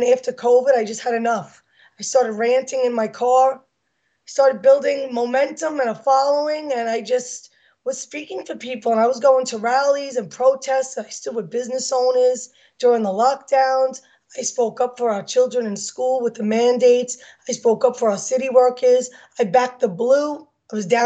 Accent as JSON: {"language": "English", "town": "New York City", "region": "New York", "country": "United States", "tie": "born or raised there", "accent": "New York", "said": "I was born and raised in the Bronx, in Throgs Neck"}